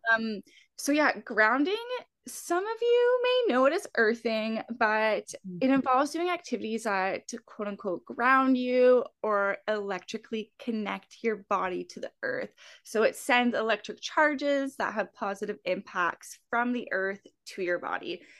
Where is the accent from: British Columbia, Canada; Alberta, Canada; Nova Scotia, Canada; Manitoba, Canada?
Alberta, Canada; I'm from Alberta